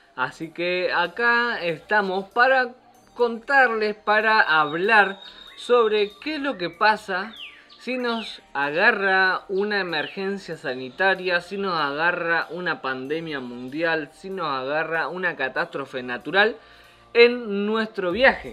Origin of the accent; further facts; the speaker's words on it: Argentina; moved away; para nosotros regresar a Argentina no es una posibilidad